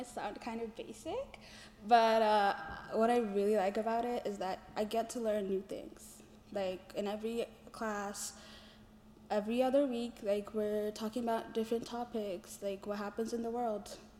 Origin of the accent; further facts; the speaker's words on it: Ethiopia; I'm a global studies major, peacebuilding minor. I'm from Ethiopia.